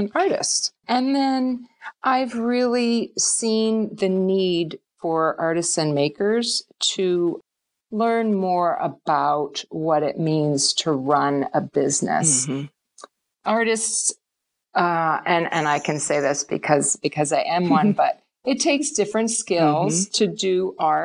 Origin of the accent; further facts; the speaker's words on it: Chatsford, Pennsylvania, United States; moved away as an adult; now in Maine, United States; I grew up in Chatsford, Pennsylvania